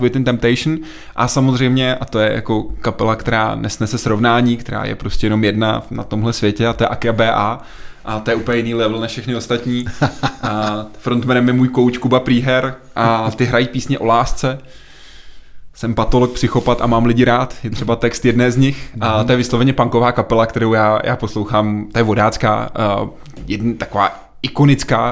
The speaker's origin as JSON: {"language": "Czech", "town": "České Budějovice", "region": "South Bohemian Region", "country": "Czechia", "tie": "born or raised there", "said": "já jsem z Budějc"}